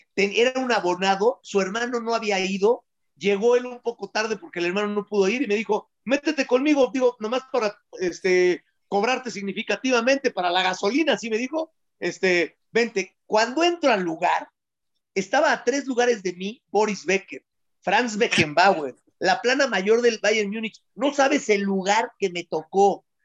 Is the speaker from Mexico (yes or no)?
yes; Mexico; soy mexicano y amo más a México